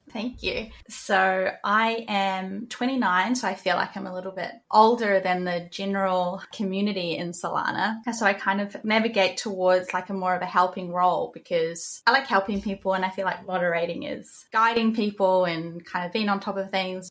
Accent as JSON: {"language": "English", "country": "New Zealand", "tie": "born or raised there", "moved": "as an adult", "lives_now": "Queensland, Australia", "said": "I live in Australia, in Queensland. I am originally from New Zealand. I grew up in New Zealand and moved here in 2019"}